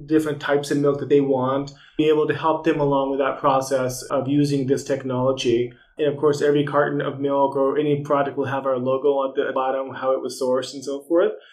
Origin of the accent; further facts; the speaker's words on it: United States; As an American